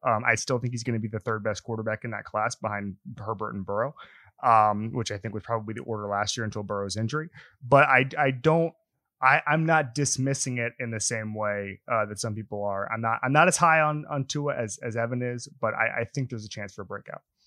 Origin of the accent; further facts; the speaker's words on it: Orlando, Florida, United States; I'm from Orlando